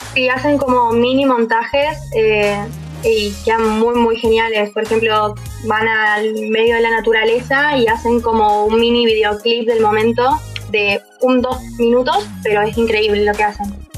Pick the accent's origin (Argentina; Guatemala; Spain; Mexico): Argentina; Río Cuarto, Córdoba; soy de Río Cuarto, Córdoba